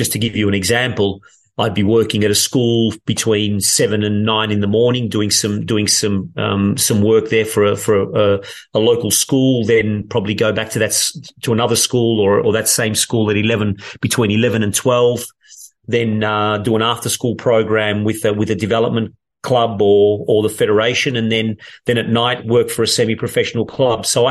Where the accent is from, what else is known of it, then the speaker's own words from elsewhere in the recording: Melbourne, Victoria, Australia; moved away as an adult; also born or lived in England; now in Turin, Italy; growing up in Australia